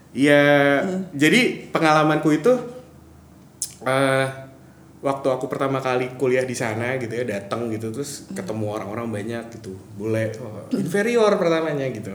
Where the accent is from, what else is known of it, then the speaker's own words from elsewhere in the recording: Medan, North Sumatra, Indonesia; moved away as an adult; now in Jakarta, Indonesia; gue, orang Batak